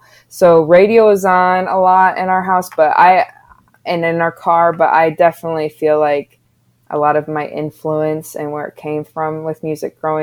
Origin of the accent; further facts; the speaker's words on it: Haslett, Michigan, United States; also born or lived in Lansing, Michigan; growing up in Hazlitt and going to school in Hazlitt